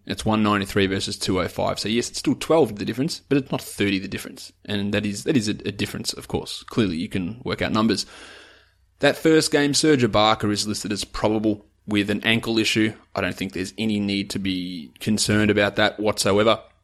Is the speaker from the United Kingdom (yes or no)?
no; Australia; I'm an Aussie